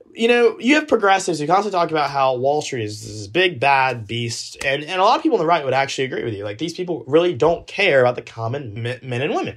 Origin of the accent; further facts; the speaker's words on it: Georgia, United States; when I was in the eighth grade, Take Georgia history